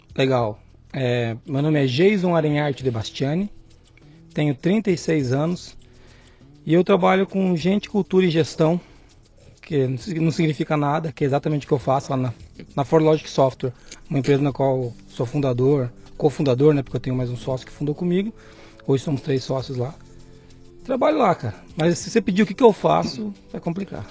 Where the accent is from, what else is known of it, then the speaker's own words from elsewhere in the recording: Foz do Iguaçu, Paraná, Brazil; Nasci em Foz do Iguaçu